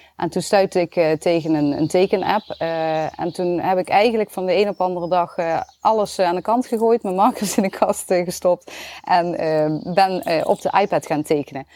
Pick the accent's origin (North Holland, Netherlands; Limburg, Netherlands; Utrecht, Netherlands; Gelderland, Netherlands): Limburg, Netherlands; accent: Limburgs; mijn Limburgs accent